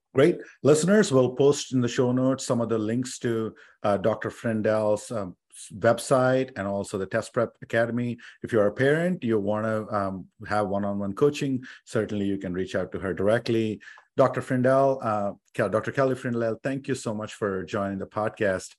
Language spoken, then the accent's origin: English; India; English is a second language; moved away as an adult; I came from India